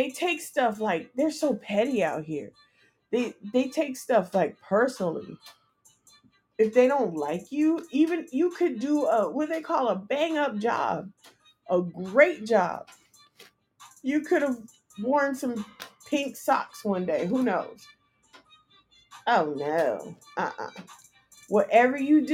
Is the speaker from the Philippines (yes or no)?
no; California, United States; moved away; I'm from California